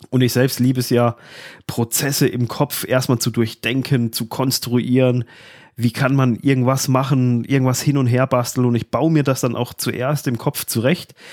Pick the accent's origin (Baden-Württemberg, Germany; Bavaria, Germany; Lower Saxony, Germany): Baden-Württemberg, Germany; ich komme zwar aus Südbaden